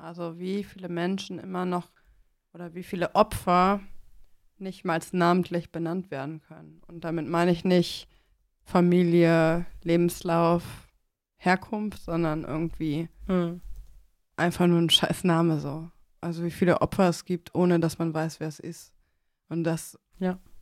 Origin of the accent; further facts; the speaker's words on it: Mönchengladbach, North Rhine-Westphalia, Germany; meiner Heimatstadt, ähm, Mönchengladbach